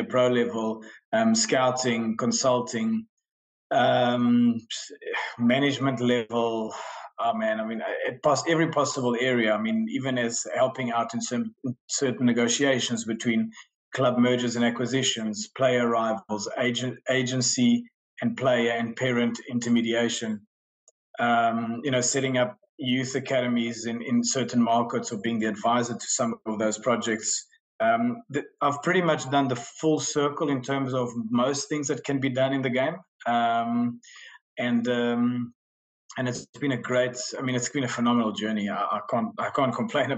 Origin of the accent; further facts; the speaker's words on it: Centro, Portugal; moved away; I was brought up in Portugal in a small town, small village right in the middle of the country. I arrived there, without parents